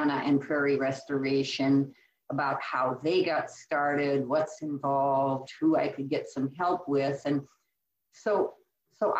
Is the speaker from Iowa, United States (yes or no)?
yes; Iowa, United States; moved away as an adult; also born or lived in California / New Mexico / Colorado / Sauk County, Wisconsin; now in Wisconsin, United States; I was born and raised in the Midwest. I grew up on a series of small farms in Iowa